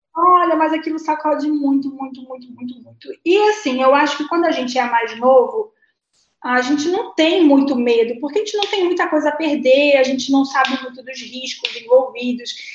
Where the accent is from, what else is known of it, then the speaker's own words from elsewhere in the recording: Rio de Janeiro, Brazil; now in São Paulo, Brazil; Sou carioca da Gema. Sou nasci no Rio de Janeiro, é, no Leme